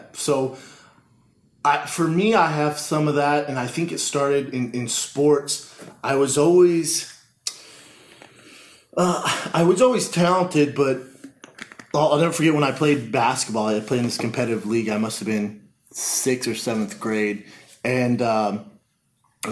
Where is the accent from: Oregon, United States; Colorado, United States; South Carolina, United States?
Colorado, United States; Denver; growing up in Denver